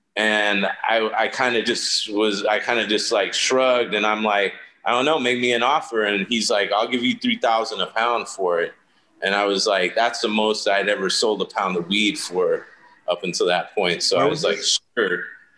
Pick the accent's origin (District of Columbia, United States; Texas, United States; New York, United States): New York, United States; Brooklyn; born there; since I was born in Brooklyn, I got sent back to Brooklyn, New York every year as a kid for like a month in the summertime